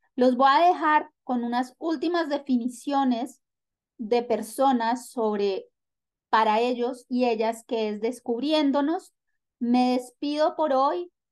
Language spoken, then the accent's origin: Spanish; Venezuela; now in Colombia; soy venezolana viviendo en Colombia.